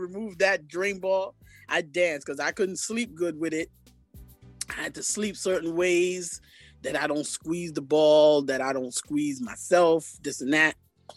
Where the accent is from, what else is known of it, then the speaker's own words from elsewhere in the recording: New York City, New York, United States; I was originally born here in Brooklyn, New York